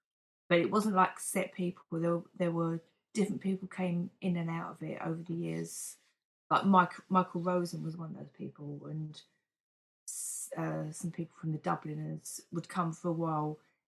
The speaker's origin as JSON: {"language": "English", "town": "East Ham", "region": "London", "country": "United Kingdom", "tie": "born or raised there", "said": "London, East Ham."}